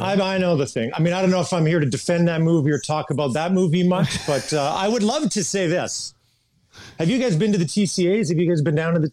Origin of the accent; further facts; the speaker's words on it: Kamloops, British Columbia, Canada; I grew up in Kamloops, British Columbia, Canada